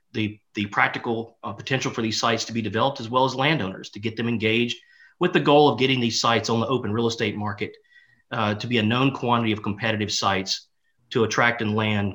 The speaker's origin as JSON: {"language": "English", "region": "Louisiana", "country": "United States", "tie": "born or raised there", "said": "here in my home state of Louisiana"}